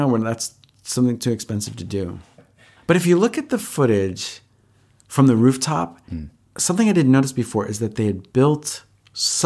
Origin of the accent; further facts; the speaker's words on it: Valley Stream, New York, United States; I grew up in Long Island.